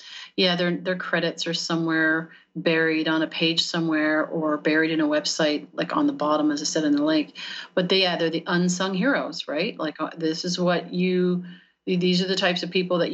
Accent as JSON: {"language": "English", "country": "Canada", "tie": "born or raised there", "moved": "as an adult", "lives_now": "United States", "said": "we're in Canada at that time. I'm Canadian, and moved down to the U.S. 6 years ago"}